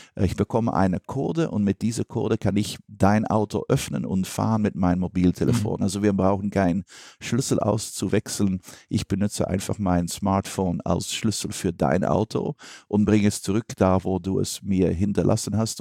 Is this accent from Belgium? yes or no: yes; Belgium; ich bin Belgier